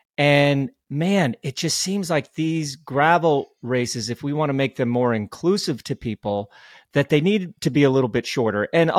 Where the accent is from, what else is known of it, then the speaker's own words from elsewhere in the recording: Colorado, United States; I finished with my buddy Robin Thurston, who I grew up racing with in Colorado.